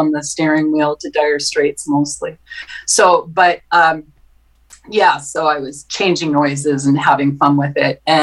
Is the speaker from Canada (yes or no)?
yes; Winnipeg, Manitoba, Canada; I grew up in St. James in Winnipeg.